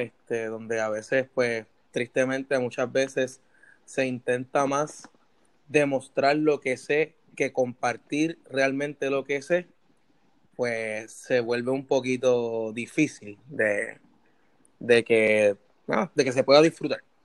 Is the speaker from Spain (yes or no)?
no; Puerto Rico; now in United States; desde mi perspectiva como puertorriqueño